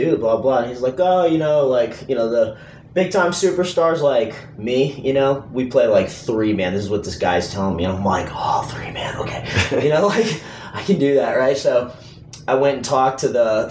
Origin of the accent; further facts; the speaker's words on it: Houston, Texas, United States; I grew up in Houston